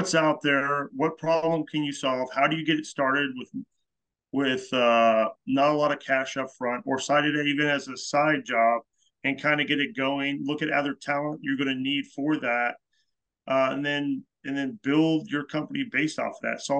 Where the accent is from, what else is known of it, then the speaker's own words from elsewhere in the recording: an hour and a half from Heavenly, California, United States; now in New England, United States; I'm originally from the West Coast, California. You know, grew up an hour and a half from Heavenly, up at Tahoe